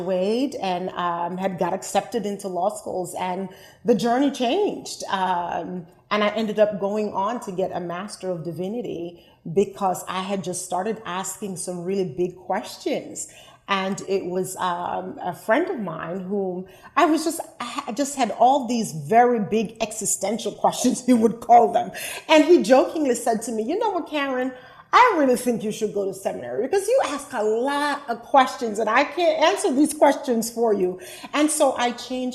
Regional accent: Liberty, Jamaica; now in United States; I grew up in Jamaica, West Indies, in a rural town called Liberty

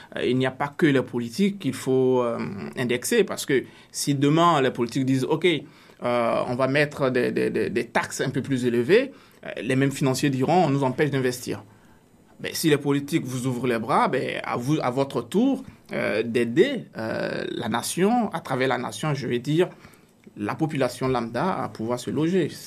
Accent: Côte d’Ivoire; now in Canada; dans mon pays d'origine, la Côte d'Ivoire

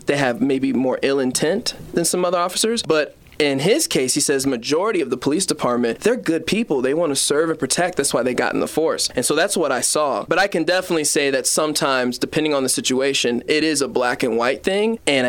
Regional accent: Colorado, United States; I was born and raised in Colorado

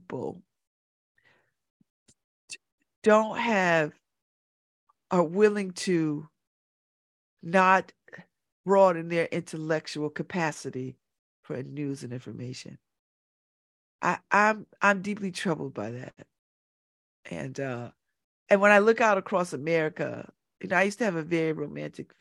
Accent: United States; I'm an American. You know, I'm generations in, right? generations in, American

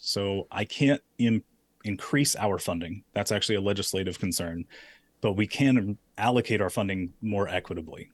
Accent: Daphne, Alabama, United States; I'm a guy from Daphne

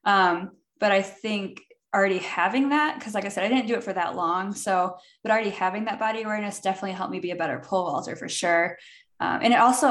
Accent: Peoria, Illinois, United States; moved away; also born or lived in St. Louis, Missouri; I'm from Peoria, Illinois. So halfway between Chicago and St. Louis, just kind of hanging out in the middle of Illinois

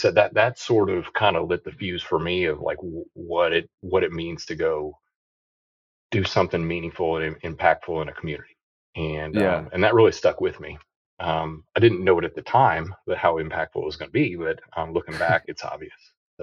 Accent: Quincy, Illinois, United States; moved away as an adult; I grew up in Illinois, West Central Illinois, a little town named Quincy

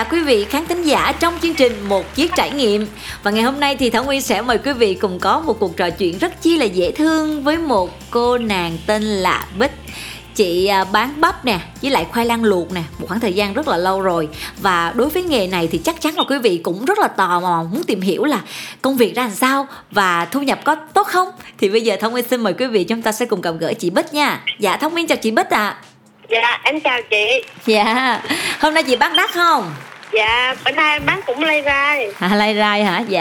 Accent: Bình Thuận, Vietnam; moved away; quê em ở Bình Thuận

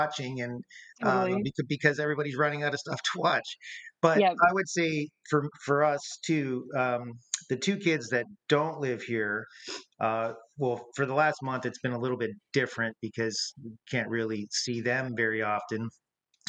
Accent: St. Catharines, Ontario, Canada; also born or lived in Niagara-on-the-Lake; so essentially we both grew up in St. Catharines

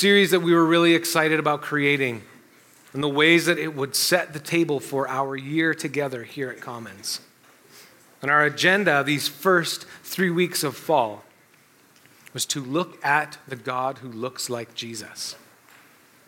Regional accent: Canada; we're Canadian

